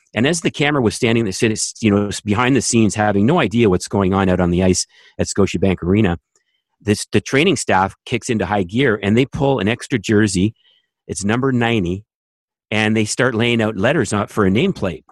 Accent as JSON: {"language": "English", "town": "Toronto", "region": "Ontario", "country": "Canada", "tie": "born or raised there", "moved": "as an adult", "lives_now": "Raleigh, United States", "said": "as a Canadian kid"}